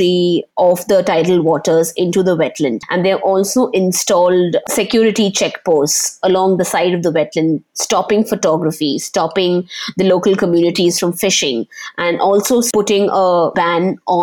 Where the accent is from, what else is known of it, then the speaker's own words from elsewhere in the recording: Panvel, Maharashtra, India; Growing up in Panvel, most of my childhood